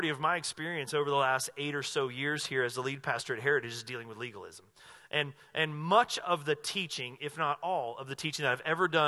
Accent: North Carolina, United States; now in Southern Oregon, United States; where I grew up in North Carolina

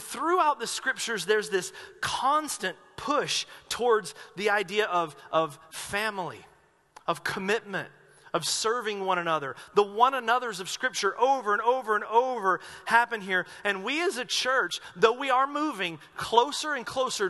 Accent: Asheville, North Carolina, United States; moved away as an adult; now in Medford, United States; When I was growing up in Asheville, North Carolina, going to this church

